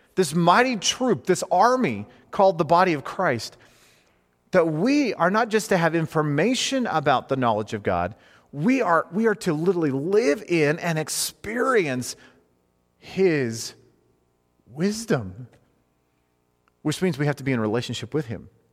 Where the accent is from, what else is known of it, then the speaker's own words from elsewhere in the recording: United States; as an American male